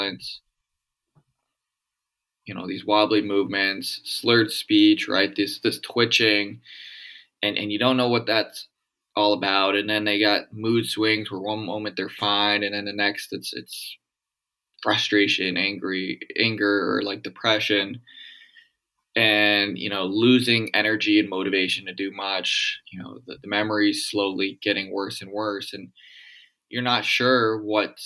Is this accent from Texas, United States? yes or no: no; outside of Boston, Massachusetts, United States; now in Chicago, United States; growing up outside of Boston, I understand and can deal with the cold weather